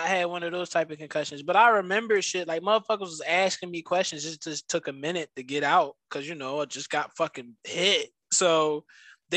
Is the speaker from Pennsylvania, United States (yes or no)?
yes; Philadelphia, Pennsylvania, United States; I'm from Philly